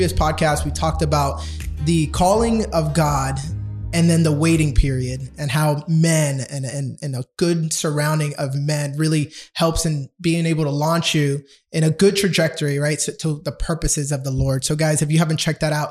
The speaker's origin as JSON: {"language": "English", "country": "Dominican Republic", "tie": "born or raised there", "first_language": "Spanish", "second_language": "English", "said": "I am Dominican born"}